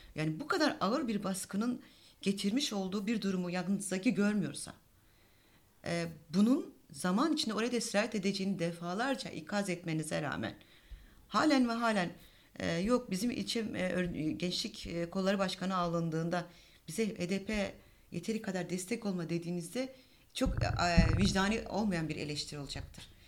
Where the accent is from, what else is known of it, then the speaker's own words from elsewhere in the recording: Diyarbakır, Diyarbakır Province, Turkey; ben aslında Diyarbakır'da doğdum büyüdüm